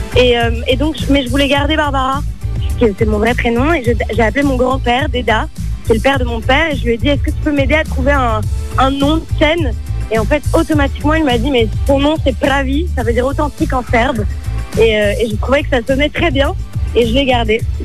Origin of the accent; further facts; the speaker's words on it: Paris, Île-de-France, France; je suis née à Paris